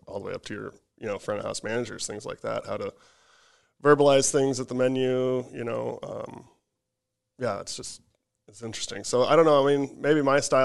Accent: Chamberlain, South Dakota, United States; moved away; I'm from Chamberlain, South Dakota, so there's not much to do up there.

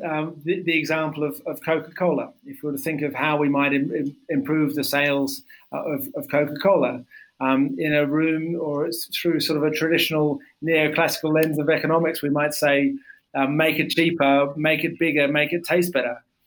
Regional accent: Australia; I grew up in Australia

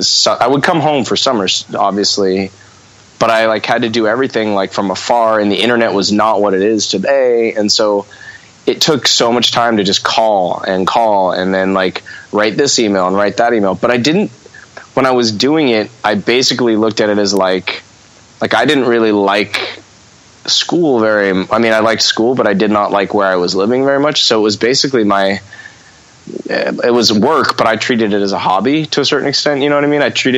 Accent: Redondo Beach, California, United States; I know I'm from the South Bay, I'm from Redondo, Manhattan Beach, and like punk in on the West Coast started there to me

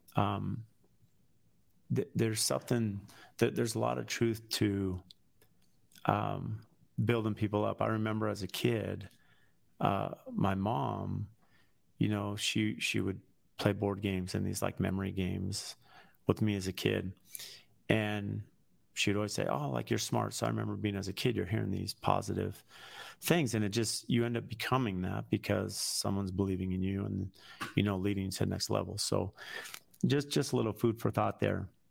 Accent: San Diego, California, United States; moved away as an adult; now in Phoenix, United States; I grew up in San Diego. Here I'm in Phoenix.

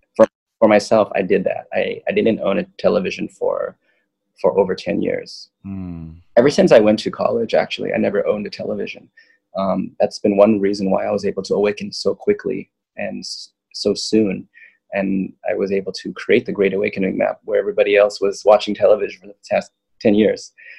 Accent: Loma Linda, California, United States; also born or lived in Manhattan, New York; I grew up in Loma Linda.

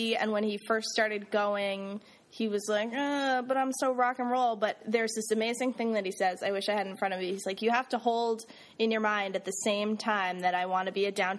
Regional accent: New Jersey, United States; moved away; So I'm from New Jersey, everybody.

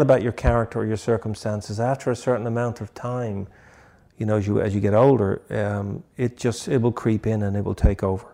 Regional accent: Dublin, Leinster, Ireland; moved away as an adult; also born or lived in England; now in United States; I'm from Dublin

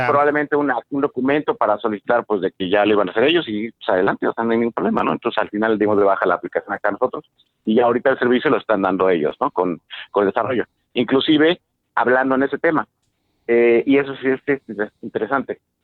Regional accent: Mexico; somos mexicanos

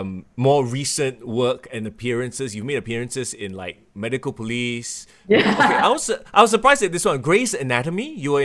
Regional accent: Singapore

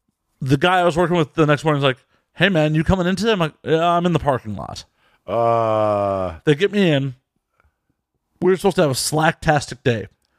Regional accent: Chicago, Illinois, United States; also born or lived in Las Vegas; now in Los Angeles, United States

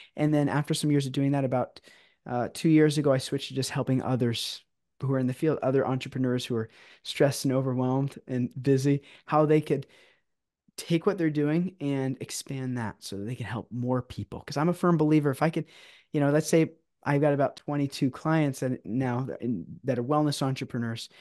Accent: San Diego, California, United States; now in Orange County, United States; I'm actually originally from San Diego

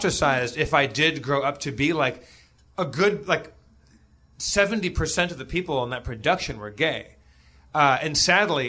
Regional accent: Los Angeles, California, United States; I grew up in Los Angeles

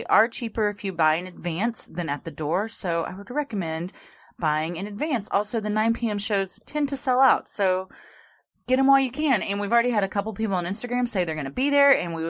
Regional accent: Texas, United States; We're from Texas, y'all.

